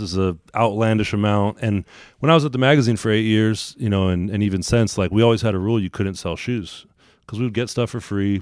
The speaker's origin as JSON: {"language": "English", "town": "Sacramento", "region": "California", "country": "United States", "tie": "born or raised there", "also_born_or_lived": "Oregon", "moved": "as an adult", "said": "growing up in Sacramento"}